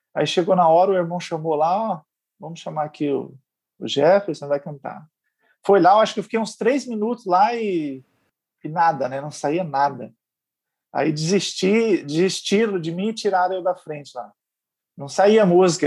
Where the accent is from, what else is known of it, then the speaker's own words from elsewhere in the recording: Campo Grande, Mato Grosso do Sul, Brazil; moved away as an adult; also born or lived in Paraná (IAP); now in Florianópolis, Brazil; eu sou natural de Campo Grande, Mato Grosso